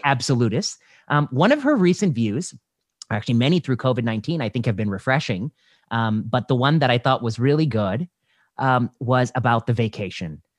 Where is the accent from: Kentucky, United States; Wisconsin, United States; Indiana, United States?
Indiana, United States; I grew up in Indiana